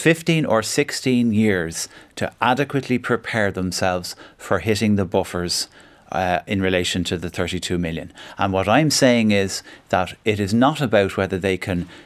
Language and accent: English; Fingal, County Dublin, Ireland; I'm from Fingal, I represent Dublin Airport